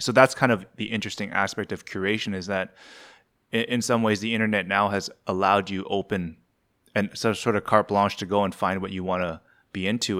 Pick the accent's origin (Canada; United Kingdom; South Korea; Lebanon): Canada; I was, I was born and raised in Ca-, Canada.